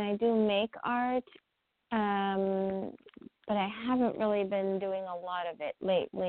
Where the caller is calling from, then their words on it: New York, United States; I'm calling from New York